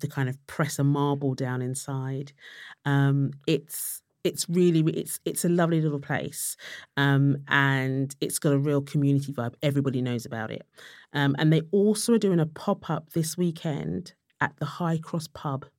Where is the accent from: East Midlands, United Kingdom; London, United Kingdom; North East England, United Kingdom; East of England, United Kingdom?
London, United Kingdom; I was from Tottenham